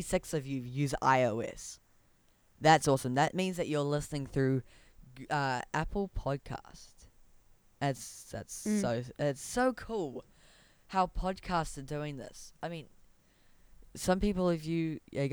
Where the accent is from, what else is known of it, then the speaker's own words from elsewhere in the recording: Whakatane, Bay of Plenty, New Zealand; now in Auckland, New Zealand; my hometown is actually in Auckland right now. It used to be in Whakatane.